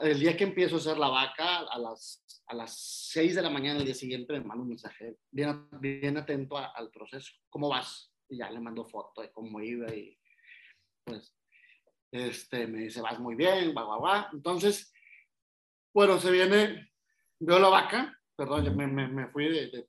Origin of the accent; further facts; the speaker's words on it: Reynosa, Tamaulipas, Mexico; moved away as an adult; also born or lived in Ciudad Victoria, Tamaulipas; yo soy originario de Ciudad Reynosa, Tamaulipas